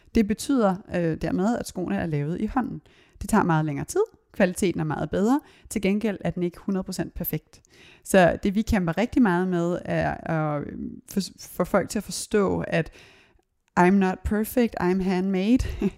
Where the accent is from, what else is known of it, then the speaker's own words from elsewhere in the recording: Copenhagen, Capital Region of Denmark, Denmark; jeg voksede op både på Christiania og Christianshavn